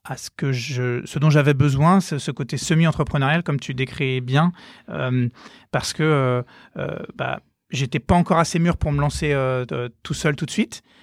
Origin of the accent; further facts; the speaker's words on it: Nantes, Pays de la Loire, France; moved away as an adult; also born or lived in Versailles; donc moi, je viens de Nantes. je suis je suis né à Nantes, j'ai fait mes études à Nantes jusqu'à mon bac